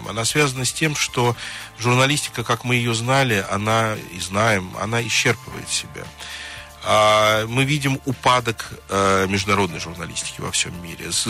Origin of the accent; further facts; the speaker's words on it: Nizhny Novgorod, Nizhny Novgorod Oblast, Russia; на самом деле, я из Нижнего Новгорода, из Горького.